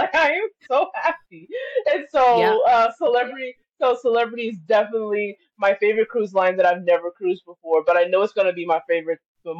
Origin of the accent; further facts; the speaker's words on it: Texas, United States; being a Texan